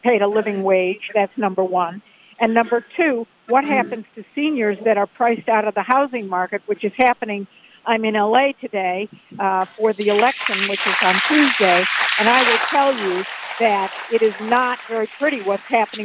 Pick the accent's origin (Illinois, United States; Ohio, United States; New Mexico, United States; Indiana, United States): Ohio, United States; Cleveland; I grew up in Cleveland, Ohio, where there was a lot of steel when I grew up